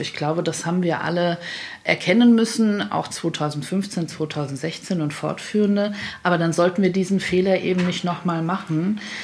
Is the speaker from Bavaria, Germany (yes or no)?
no; Hesse, Germany; ich komme aus Hessen, mein Kinzigkreis liegt in Hessen